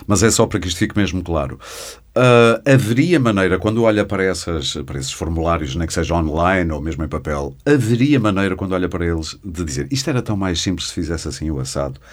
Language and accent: Portuguese; Porto, Norte, Portugal; Eu sou do Porto